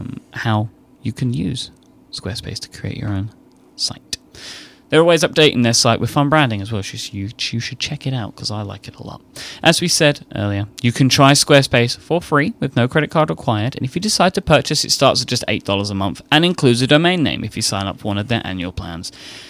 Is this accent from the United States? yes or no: no; United Kingdom; I, you know, as I knew that I was British, this helps confirm the fact that I now know that I am British.